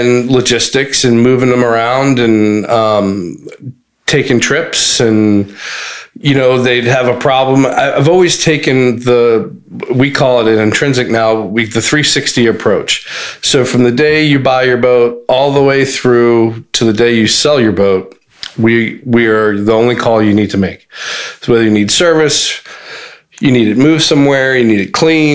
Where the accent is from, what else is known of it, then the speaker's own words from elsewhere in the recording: Montgomery County, Maryland, United States; I'm from Montgomery County